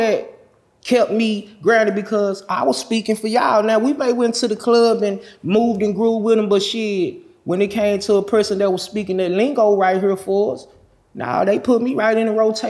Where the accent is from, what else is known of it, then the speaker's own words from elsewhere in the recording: Dallas, Texas, United States; I'm from Dallas